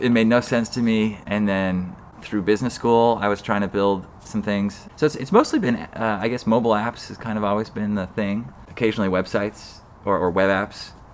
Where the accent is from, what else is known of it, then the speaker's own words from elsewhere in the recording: Salt Lake City, Utah, United States; moved away as an adult; also born or lived in Boston / East Coast; now in San Francisco Bay Area, United States; I, I grew up in Utah, Salt Lake City, uh, the third of six kids